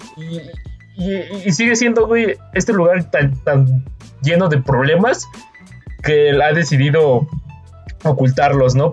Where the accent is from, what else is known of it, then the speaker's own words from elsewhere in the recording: Mexico; Somos el país, el segundo país más poblado de Latinoamérica